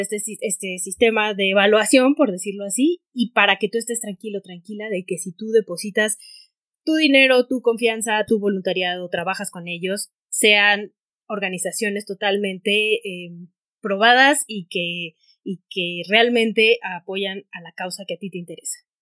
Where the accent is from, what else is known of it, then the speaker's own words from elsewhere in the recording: Hermosillo, Sonora, Mexico; yo soy de Hermosillo Sonora